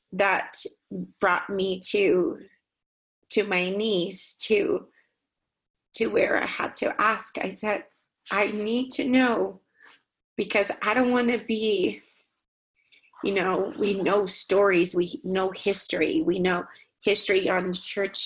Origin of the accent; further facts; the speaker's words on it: Brazil; now in Utah, United States; Growing up in Brazil